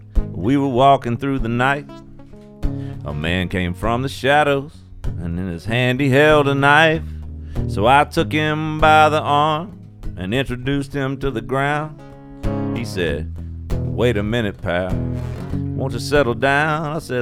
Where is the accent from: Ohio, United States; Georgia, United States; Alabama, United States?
Alabama, United States; Mobile; all my stuff's at … on all the things. And I'm from Mobile, Alabama.